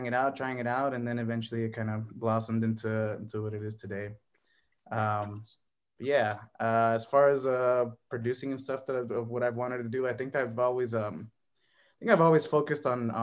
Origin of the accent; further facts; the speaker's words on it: Calexico, California, United States; now in Phoenix, United States; I'm originally from California.